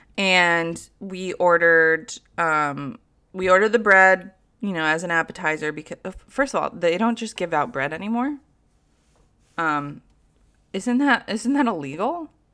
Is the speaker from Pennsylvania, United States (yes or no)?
no; Troy, New York, United States; I'm a South Troy woman, okay? Like, I look like I'm from South Troy.